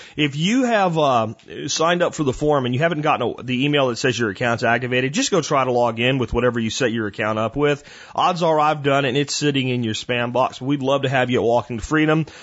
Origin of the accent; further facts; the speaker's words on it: near Arlington, Texas, United States; Arlington Convention Center right here near my hometown